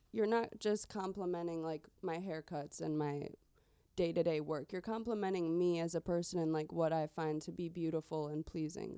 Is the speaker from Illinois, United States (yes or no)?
yes; Chicagoland suburbs, Illinois, United States; born and raised in the Chicagoland suburbs